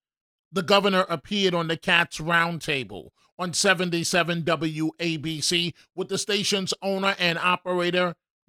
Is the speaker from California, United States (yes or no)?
no; New York City, New York, United States; my life, growing up in New York City and overcoming numerous obstacles